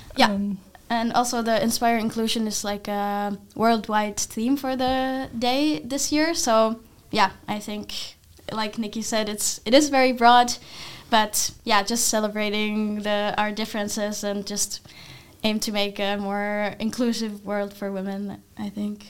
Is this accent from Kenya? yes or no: no; Finland; now in Netherlands; I'm from Finland